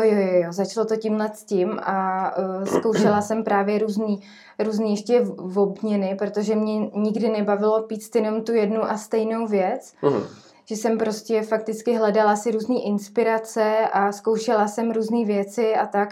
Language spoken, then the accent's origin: Czech; Trutnov, Hradec Králové Region, Czechia; now in Jičín, Czechia; já jsem z Krekonoš, z Trutnova